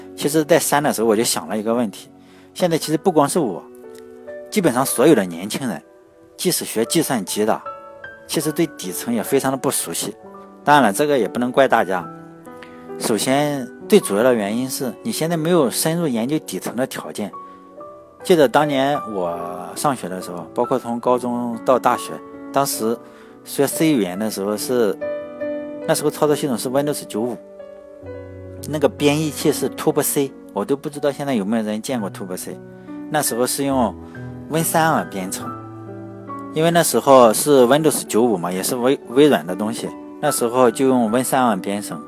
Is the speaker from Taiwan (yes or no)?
no; Shandong, China; 我们山东嘛，我是山东的，我们老家的土话就叫洋火枪